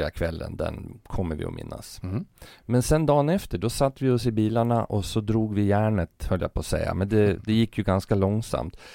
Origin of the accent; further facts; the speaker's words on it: Fagersta, Västmanland, Sweden; det är ju för att jag är från Fagersta